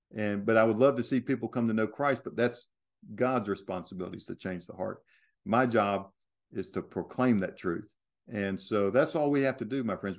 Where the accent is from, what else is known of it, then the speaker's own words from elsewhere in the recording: United States; I'm an American